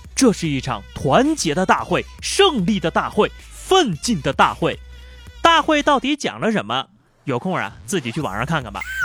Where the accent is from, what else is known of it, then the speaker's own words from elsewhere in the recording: China; 我们中国人